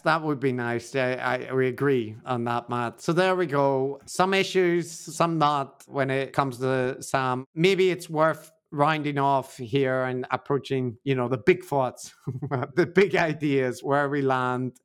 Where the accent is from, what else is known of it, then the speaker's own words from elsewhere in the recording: Northern Irish, Northern Ireland, United Kingdom; I'm Northern Irish in my soul